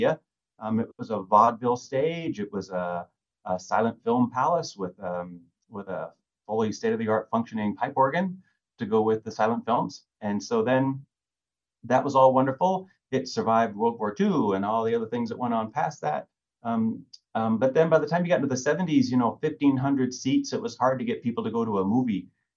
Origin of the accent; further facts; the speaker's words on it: Lake Quinault, Washington, United States; also born or lived in Bellingham, Washington; I grew up in Lake Quinault over in the Olympic Peninsula